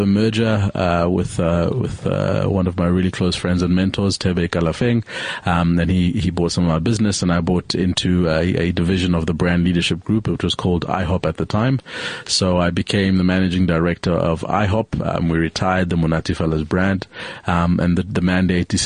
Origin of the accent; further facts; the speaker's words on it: Zambia; now in South Africa; I'm from Zambia originally, so when I came to South Africa after 94, I naturalized as a South African after 94